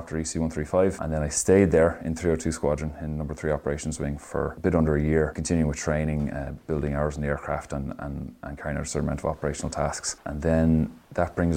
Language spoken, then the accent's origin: English; Dunboyne, Leinster, Ireland; I'm from Dunboyne in Meath